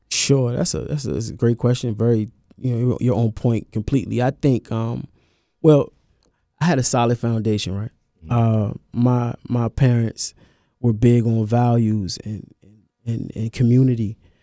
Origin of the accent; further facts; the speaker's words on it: Washington, District of Columbia, United States; I'm from Washington D.C.